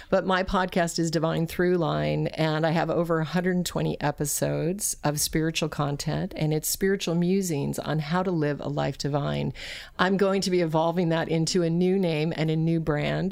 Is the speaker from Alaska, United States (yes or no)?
yes; Alaska, United States; also born or lived in Colorado; I was raised in Alaska